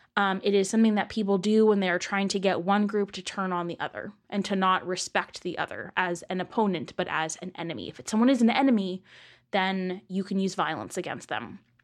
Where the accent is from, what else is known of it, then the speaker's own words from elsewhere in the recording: east of San Francisco, California, United States; moved away; I am from east of San Francisco